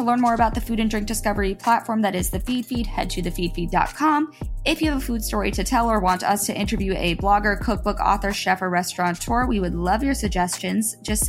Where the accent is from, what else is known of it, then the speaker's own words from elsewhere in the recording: Florida, United States; But I had never, like I said, growing up in South Florida, been on farms or had anything to do with that.